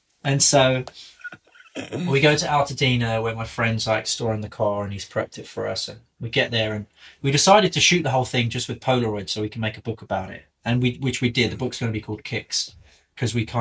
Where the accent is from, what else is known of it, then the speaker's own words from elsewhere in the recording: England, United Kingdom; accent: English; I've got an English accent